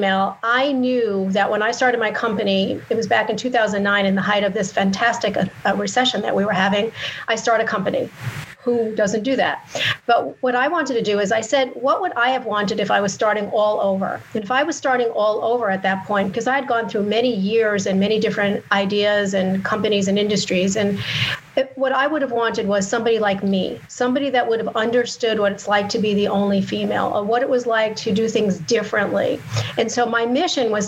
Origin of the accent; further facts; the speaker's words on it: New York, United States; I grew up in New York